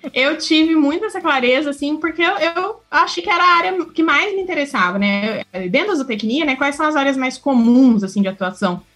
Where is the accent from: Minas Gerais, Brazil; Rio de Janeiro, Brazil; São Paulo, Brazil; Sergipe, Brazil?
Minas Gerais, Brazil; Uberaba; Eu nasci em Uberaba